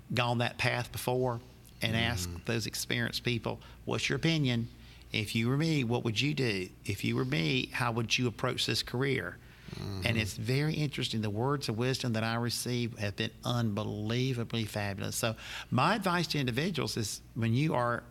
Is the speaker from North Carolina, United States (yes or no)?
yes; Charlotte, North Carolina, United States; I was born and raised in Charlotte, North Carolina